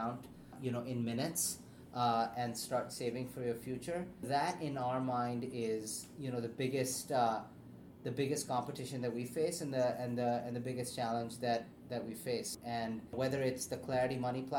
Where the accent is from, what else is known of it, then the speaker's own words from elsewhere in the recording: Pakistan; moved away; growing up in Pakistan